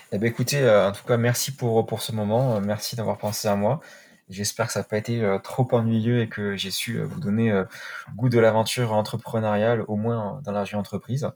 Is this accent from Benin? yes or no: no; Perpignan, Occitania, France; moved away; also born or lived in Paris; chez moi à Perpignan